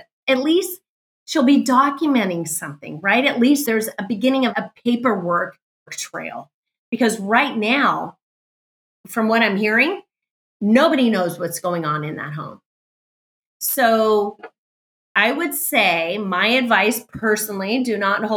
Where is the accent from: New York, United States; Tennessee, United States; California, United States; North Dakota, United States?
California, United States; I was raised in California